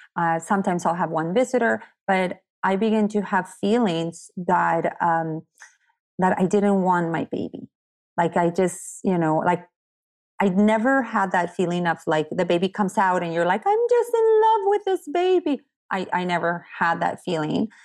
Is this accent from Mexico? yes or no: yes; Tecate, Baja California, Mexico; also born or lived in San Diego, California; now in Fallbrook, United States; I'm from Tecate.